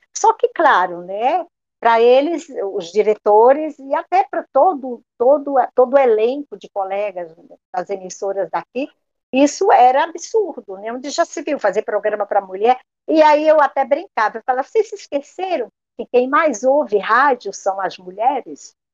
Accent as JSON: {"language": "Portuguese", "town": "Juazeiro do Norte", "region": "Ceará", "country": "Brazil", "tie": "born or raised there", "also_born_or_lived": "São Paulo", "moved": "yes", "said": "a gente retorna a Juazeiro, minha terra natal, minhas raízes"}